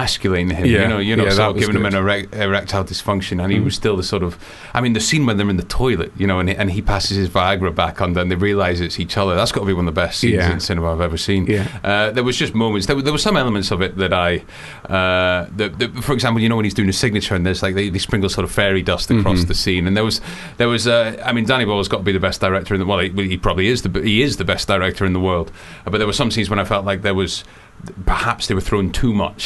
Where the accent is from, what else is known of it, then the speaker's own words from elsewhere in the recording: Fife, Scotland, United Kingdom; also born or lived in Edinburgh / Glasgow; An hour north of Fife. So I'm from Fife. So about an hour north of Edinburgh.